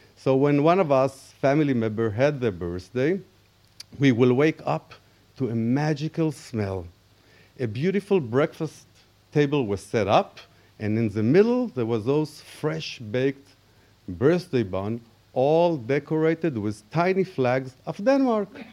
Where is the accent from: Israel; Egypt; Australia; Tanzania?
Israel; I was born in Israel to a Jewish Danish parents who just made Aliyah from Copenhagen.